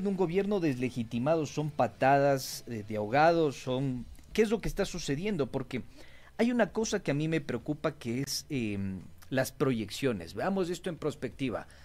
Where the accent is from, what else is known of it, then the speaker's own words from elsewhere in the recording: Ecuador; lo que somos nosotros los ecuatorianos